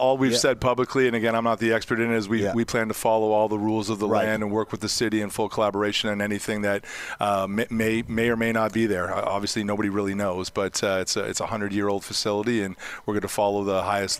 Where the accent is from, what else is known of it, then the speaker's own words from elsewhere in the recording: Boston, Massachusetts, United States; moved away; also born or lived in Canada; I grew up in Boston, so I'm an original six guy. I spent a lot of years north of the border.